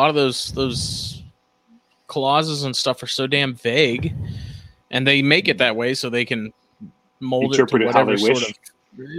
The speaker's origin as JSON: {"language": "English", "region": "South Carolina", "country": "United States", "said": "I'm a pretty proud South Carolinian."}